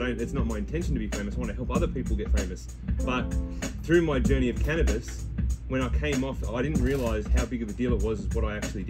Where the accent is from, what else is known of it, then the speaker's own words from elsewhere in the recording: Australia; also born or lived in Ireland; So born in Ireland, raised in Australia.